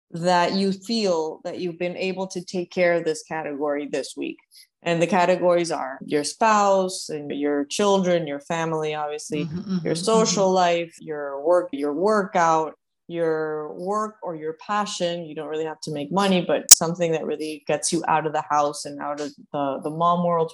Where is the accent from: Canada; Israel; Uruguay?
Uruguay; now in Miami, United States; I'm originally from Uruguay. I've been living in Miami for over 10 years.